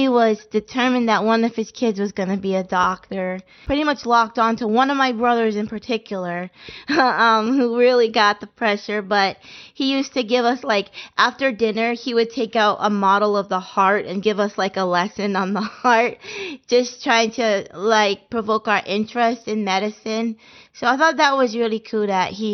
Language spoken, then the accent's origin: English; Andover, Massachusetts, United States; I was born in Massachusetts, and I grew up in Andover, Massachusetts, which was a nice, quiet